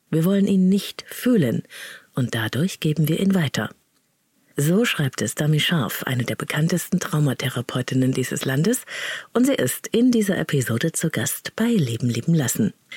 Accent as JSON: {"language": "German", "country": "Germany", "tie": "born or raised there", "said": "Ich bin in der DDR geboren"}